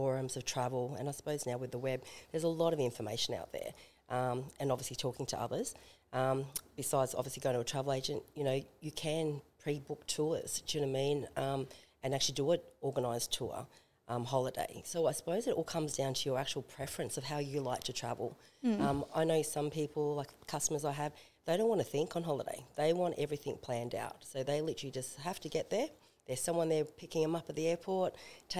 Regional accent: Australia; an Australian

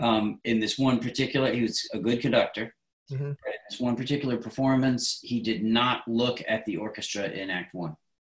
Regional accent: Williamstown, Massachusetts, United States; Williamstown, Massachusetts. Population 6,000.

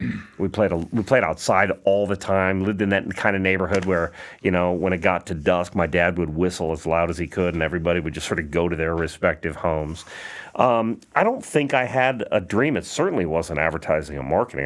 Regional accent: Perrysburg, Ohio, United States; moved away; also born or lived in Atlanta; From Perrysburg, Ohio

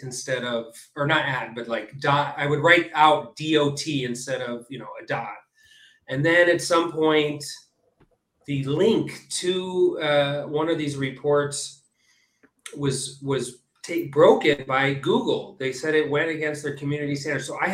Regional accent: California, United States; now in Israel; I was born in the U.S. I grew up in California, and I now live and work in Israel

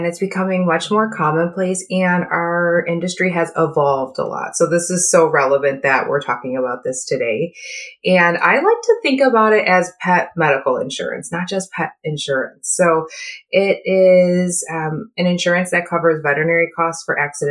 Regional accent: New York, United States; moved away as an adult; also born or lived in Seattle area; now in Seattle, United States; I actually live out in the Seattle area, but I'm originally from New York, and that's where I got all of my education.

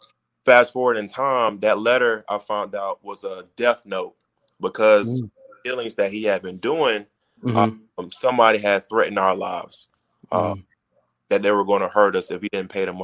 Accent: Miami, Florida, United States; I was born in Miami

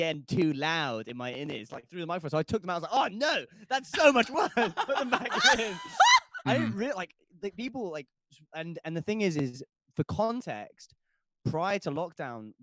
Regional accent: London, United Kingdom; born or raised there

